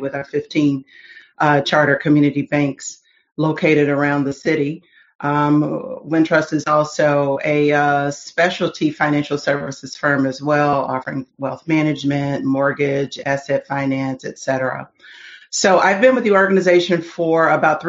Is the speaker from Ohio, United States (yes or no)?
yes; Dayton, Ohio, United States; I'm originally from Dayton, Ohio.